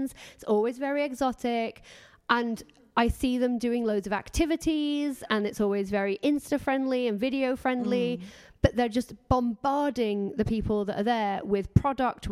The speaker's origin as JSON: {"language": "English", "town": "Doncaster", "region": "Yorkshire and the Humber", "country": "United Kingdom", "said": "I'm from Doncaster"}